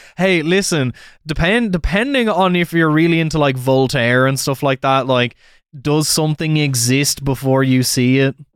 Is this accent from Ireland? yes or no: yes; Wexford, Leinster, Ireland; moved away; Turns out the guy's from the same town as me.